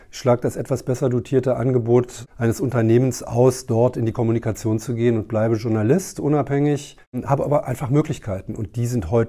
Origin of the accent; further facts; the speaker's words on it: Berlin, Germany; und ich ja als Berliner nicht geneigt bin, die zu verraten